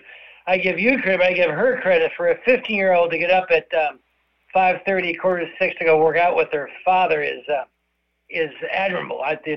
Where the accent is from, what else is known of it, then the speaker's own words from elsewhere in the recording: Iowa City, Iowa, United States; I grew up in Iowa City. I'm pretty old